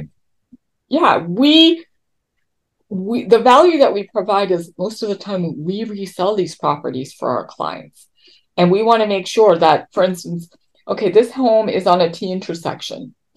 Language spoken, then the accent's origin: English; Toronto, Ontario, Canada; moved away as an adult; now in California, United States; I come from Toronto